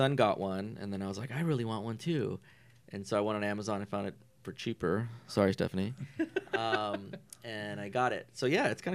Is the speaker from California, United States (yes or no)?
yes; Norwalk, California, United States; also born or lived in Santa Fe Springs; now in Whittier, United States; I live in Whittier, not too far from here, and I was raised in Norwalk. I'm from Norwalk